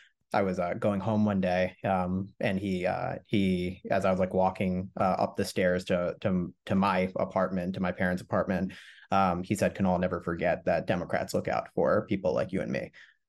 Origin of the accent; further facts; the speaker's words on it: Montgomery County, Pennsylvania, United States; So I grew up in Montgomery County. So I grew up right across the county border, went to North Penn School District.